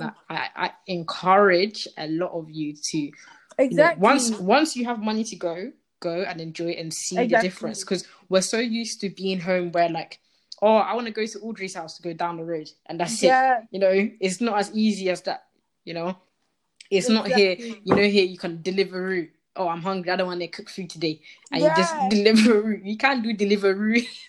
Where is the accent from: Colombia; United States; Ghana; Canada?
Ghana; now in United Kingdom; when you tell them, oh, I'm from Ghana. Oh, yeah, I've been to Accra.